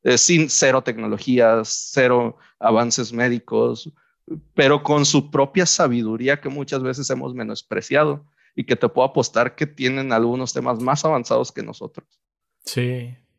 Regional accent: Mexico; nosotros como mexicanos

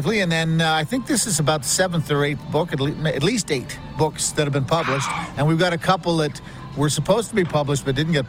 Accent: Montreal, Quebec, Canada; also born or lived in Toronto; now in Calgary, Canada; So when I was in Toronto, I grew up in Montreal, didn't like the Toronto team.

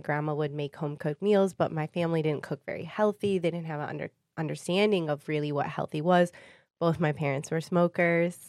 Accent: Warren, Michigan, United States; also born or lived in Sterling Heights, Michigan; I grew up in Warren.

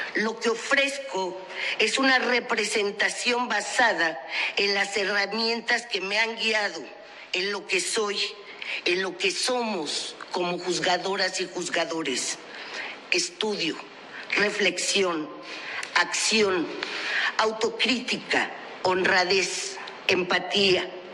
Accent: Mexico; como mexicana, abogada, jurista

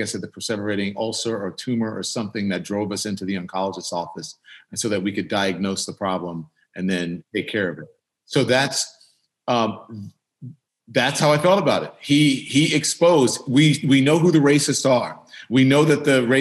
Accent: Baton Rouge, Louisiana, United States; I'm from the South. I grew up in Baton Rouge, Louisiana.

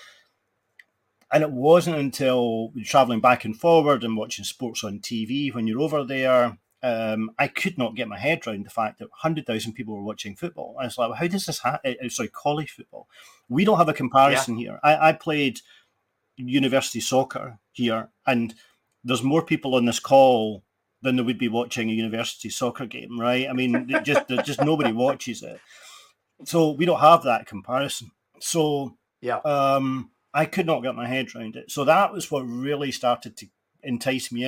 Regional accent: Glasgow, Scotland, United Kingdom; I'm Scottish, and I come from Glasgow

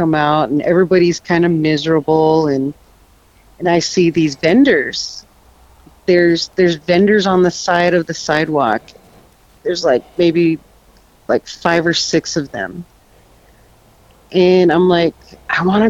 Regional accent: East Glacier / Two Medicine, Montana, United States; now in Washington, United States; We grew up together out in Temedicine.

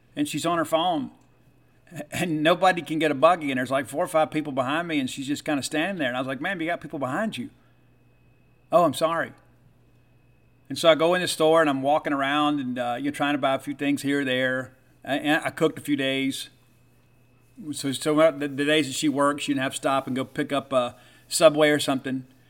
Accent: the South, United States; growing up in the South

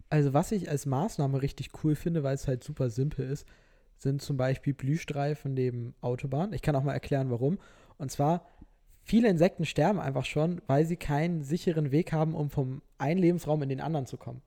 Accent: Norderstedt, Schleswig-Holstein, Germany; also born or lived in Hamburg; now in Lüneburg, Germany; also ich komme ja eigentlich aus Norderstedt

